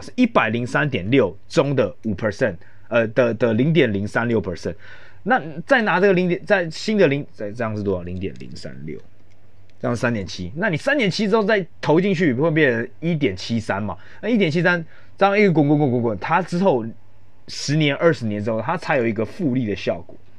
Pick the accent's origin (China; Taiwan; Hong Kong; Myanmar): Taiwan; 像我们台湾人